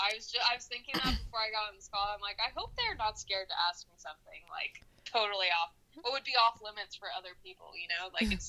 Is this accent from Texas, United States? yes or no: yes; Houston, Texas, United States; also born or lived in Syracuse, New York; now in Orlando, United States; I was raised in Houston. I was born in Syracuse, New York, and then I lived a few other places, moved to Houston, but I was raised there, and now I live in Orlando, Florida.